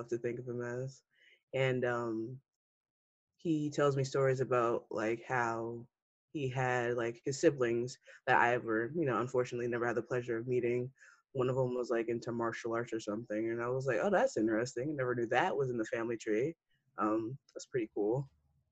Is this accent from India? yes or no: no; Mount Vernon, New York, United States; I am from Mount Vernon, not too far from New Rochelle, where Iona is.